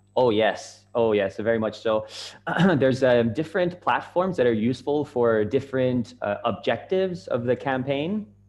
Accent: Canada; moved away as an adult; also born or lived in Japan; I'm from Canada, and uh, I was living in Japan at the time

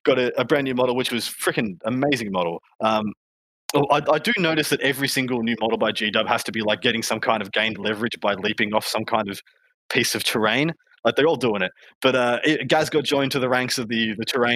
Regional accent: Australia; I'm from Australia

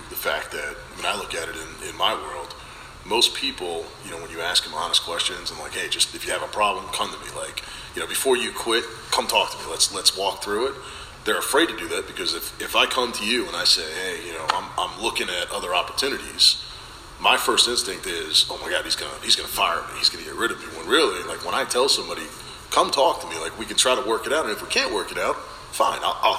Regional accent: New Jersey, United States; Originally Jersey.

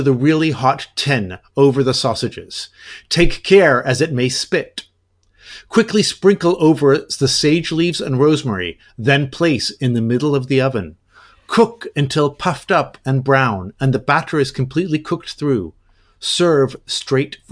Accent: Canada; I am a Canadian, a Canuck

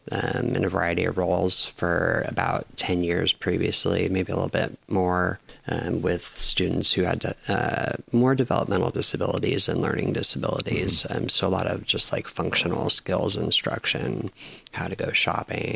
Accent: Los Angeles, California, United States; also born or lived in San Francisco / Lopez Island; now in Bellingham, United States; I was born in Los Angeles

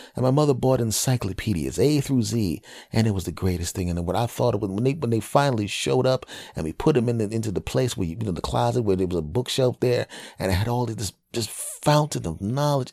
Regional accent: Philadelphia, Pennsylvania, United States; also born or lived in New York / California; now in New Jersey, United States; As a Philadelphia person who was, who's living in New Jersey now and, ah, is originally from Philadelphia

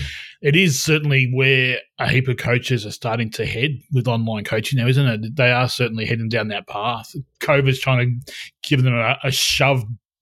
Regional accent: Albury, New South Wales, Australia; now in Victoria, Australia; Yeah, I'm technically from Albury, so I'm technically from

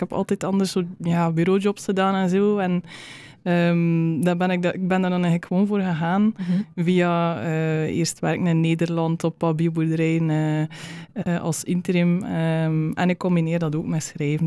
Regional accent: West Flanders, Belgium; moved away as an adult; also born or lived in Uganda; de grond waar ik vandaan kom hier, de, de West-Vlaamse kleigrond.

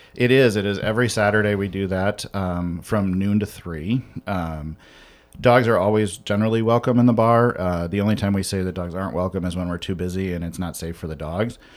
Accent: Western Illinois, United States; moved away as an adult; now in Chicago, United States; I grew up in Western Illinois

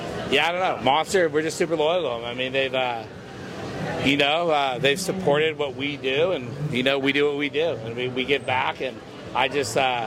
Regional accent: Encinitas, California, United States; also born or lived in Detroit, Michigan; I grew up in Encinitas, California.

